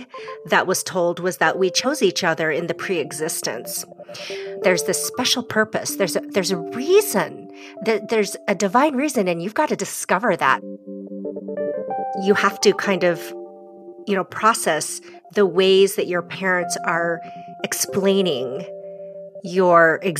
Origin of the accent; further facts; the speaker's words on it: United States; also born or lived in South Korea; I am American. I'm white.